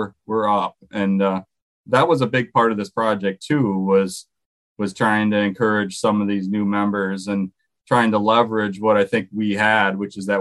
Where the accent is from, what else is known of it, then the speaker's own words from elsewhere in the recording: Durand, Wisconsin, United States; I'm from Wisconsin, this area of Wisconsin, near Eau Claire, in a little town called Durand, a little farming town south of Eau Claire